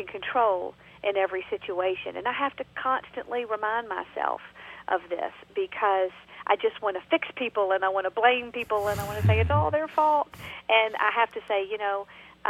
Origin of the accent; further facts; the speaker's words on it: Georgia, United States; accent: Southern; now in North Carolina, United States; I'm originally from Georgia, and now I live in North Carolina